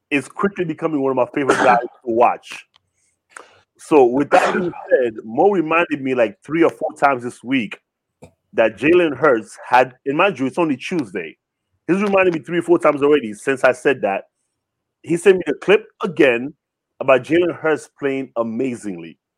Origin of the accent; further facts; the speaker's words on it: Canada; I am Canadian.